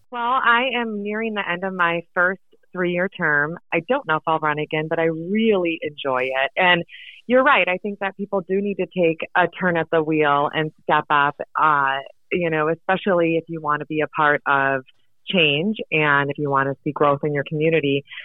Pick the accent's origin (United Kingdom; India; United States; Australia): United States; Midwest; moved away as an adult; also born or lived in Anchorage, Alaska; now in Seward, United States; I was born in Anchorage uh, back in the 70s, and then I grew up in the Midwest.